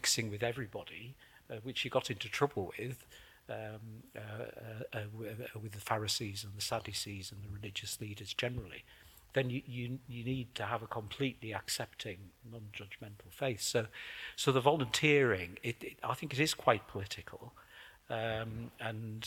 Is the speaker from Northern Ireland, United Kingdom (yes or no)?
no; the Northeast, North East England, United Kingdom; moved away; I was brought up in the Northeast, so my mother always called me Mam